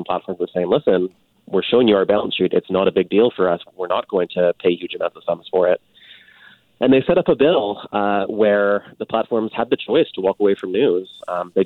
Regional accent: Canada; as a Canadian

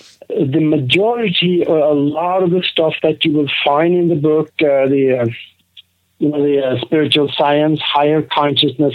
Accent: Norway; moved away as an adult; also born or lived in Minneapolis, United States; now in United States; I grew up in Norway. I grew up on a farm over there

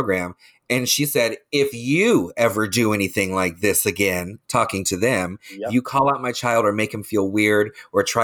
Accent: Leesburg, Florida, United States; also born or lived in Orlando, Florida; I grew up in Lake County. I grew up in Leesburg

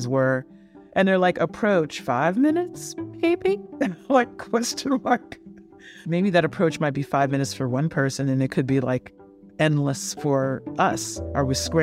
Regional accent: New York City, New York, United States; I grew up in Flatbush, Brooklyn, New York

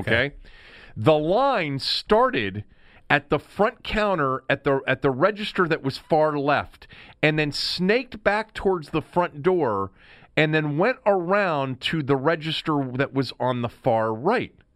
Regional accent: Washington, District of Columbia, United States; I'm from here, I'm born here, I, I've lived here my entire life

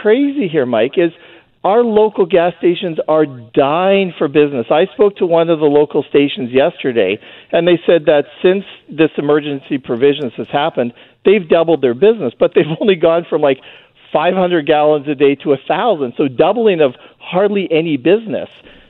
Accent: Canada; now in United States; for me, who lives as a Canadian living in the U.S.

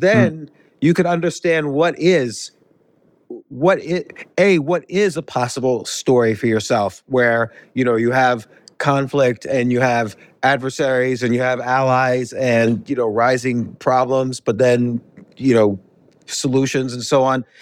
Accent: United States; moved away as an adult; also born or lived in New York City / Key Biscayne, Florida; now in Georgia, United States; I grew up right outside of New York City.

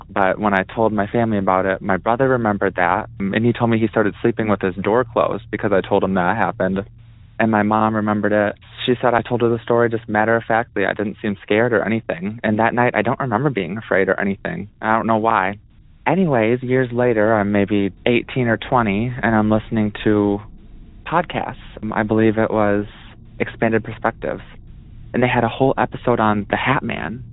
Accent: Wisconsin, United States; I'm from Wisconsin

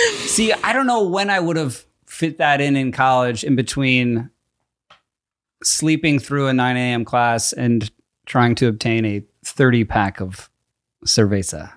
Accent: East Coast, United States; moved away; I grew up on the East Coast where we have basements

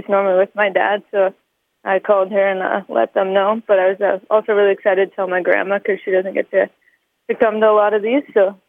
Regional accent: London, Ontario, Canada; now in Calgary, Canada; being here and being able to represent the country, but also being my hometown

